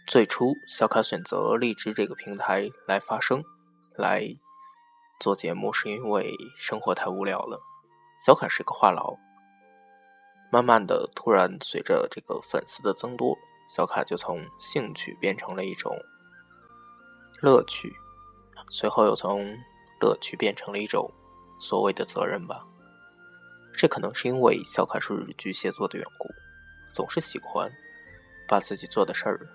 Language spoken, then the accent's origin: Chinese; northern China, China; now in southern China; 作为一个北方人